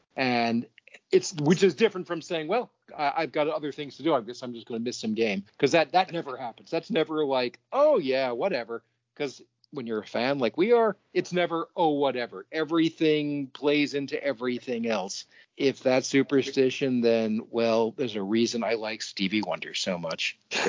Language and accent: English; United States; I'm an American